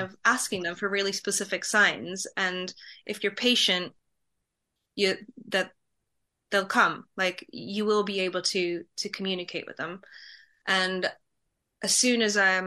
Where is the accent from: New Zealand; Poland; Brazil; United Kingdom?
Poland; moved away; I'm from Poland.